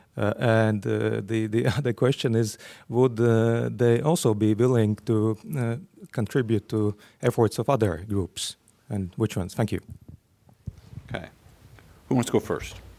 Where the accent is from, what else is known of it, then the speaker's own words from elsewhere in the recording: Russia; moved away as an adult; now in College Park, United States; I'm from Russia, currently a fellowship uh, a fellow at the University of Maryland, College Park